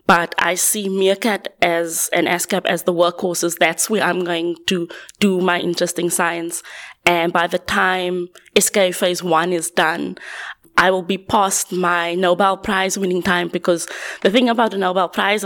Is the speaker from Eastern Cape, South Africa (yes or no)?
no; Cape Town, Western Cape, South Africa; moved away as an adult; now in Manchester, United Kingdom; I'm originally from Cape Town, currently working at the University of Manchester